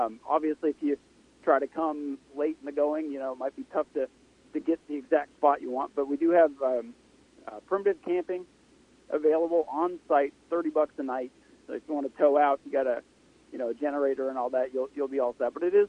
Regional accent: Canada; So I'm down from Canada to enjoy the races

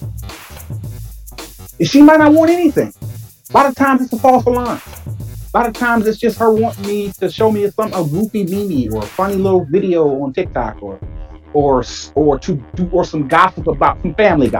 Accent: Michigan, United States; I'm from Michigan

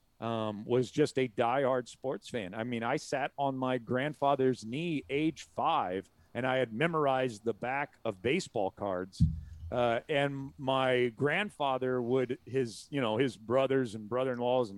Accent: Southern Illinois, United States; we grew up in Southern Illinois, which was St. Louis Cardinals territory

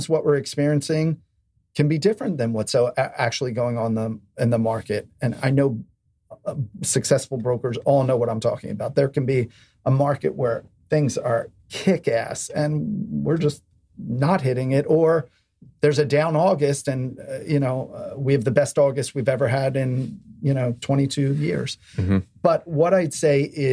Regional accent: Philadelphia, Pennsylvania, United States; now in New York City, United States; I come from Philadelphia and I have a very strong base there.

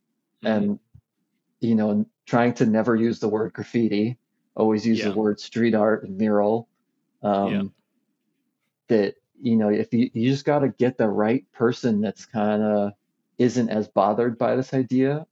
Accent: United States; moved away; as an American

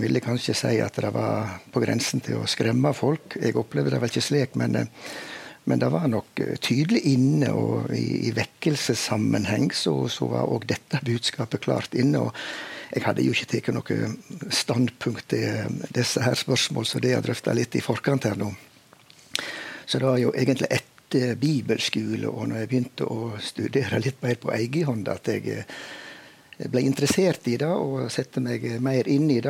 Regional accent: Veitastrand, Vestland, Norway; jeg vokste jo opp eh, i Veitastrand i Luster kommune i Indre Sogn

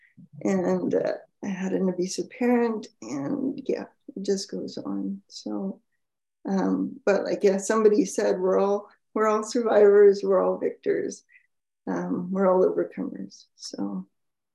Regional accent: Canada; I'm Canadian

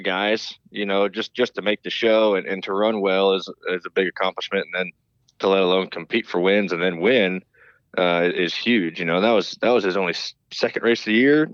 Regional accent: High Point, North Carolina, United States; I grew up in North Carolina. Um, you know, Dad started running NASCAR in the late '90s, and we moved down here um, to High Point, North Carolina

